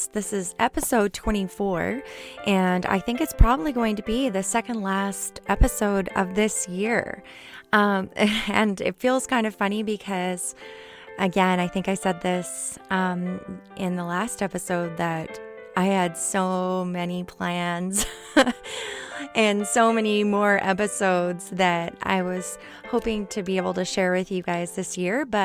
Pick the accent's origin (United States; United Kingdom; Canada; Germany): Canada; we're both from Canada.